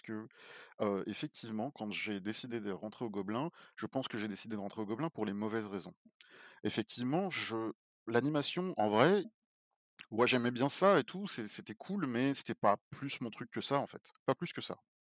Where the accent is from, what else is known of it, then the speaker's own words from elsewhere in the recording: Paris, Île-de-France, France; moved away as an adult; je suis parisien. Donc moi, j'ai vécu toute ma vie à Paris avant